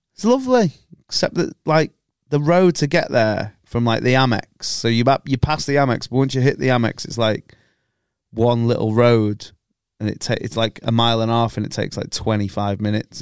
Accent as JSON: {"language": "English", "town": "Chester", "region": "North West England", "country": "United Kingdom", "accent": "scummy"}